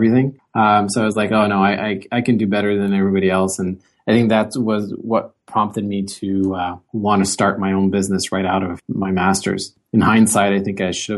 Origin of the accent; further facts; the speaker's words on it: Gatineau, Quebec, Canada; also born or lived in Waterloo; I'm from the Ottawa area on the Quebec side in Gatineau. So I grew up here